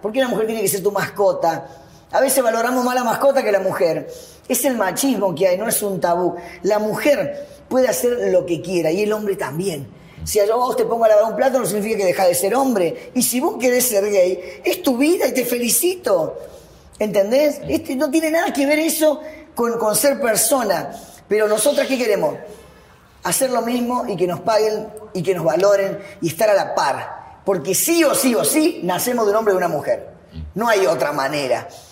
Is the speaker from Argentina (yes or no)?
yes; Argentina; soy la, única argentina